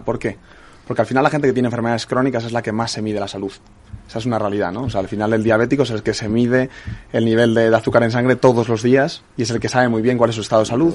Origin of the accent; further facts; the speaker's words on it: Spain; los españoles somos